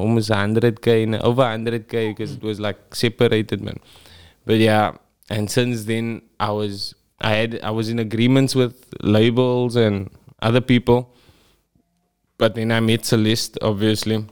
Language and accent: English; Cape Town, Western Cape, South Africa; I'm from Parkwood, aka KroBars.